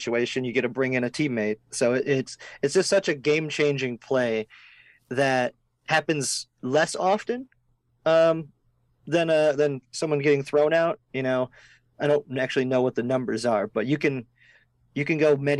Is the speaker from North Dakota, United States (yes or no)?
yes; Fargo, North Dakota, United States; moved away as an adult; also born or lived in Moorhead, Minnesota; now in Los Angeles, United States; I'm originally from Fargo, North Dakota